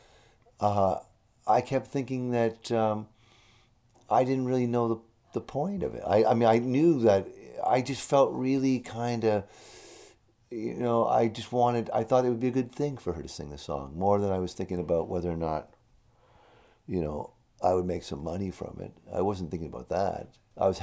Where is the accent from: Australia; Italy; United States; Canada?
Canada; being severely Canadian